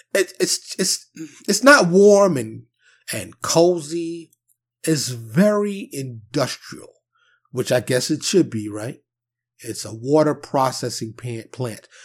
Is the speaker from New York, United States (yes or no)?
yes; New York City, New York, United States; now in Dallas, United States; I'm from New York City, but I currently reside in Texas, in the Dallas area, more specifically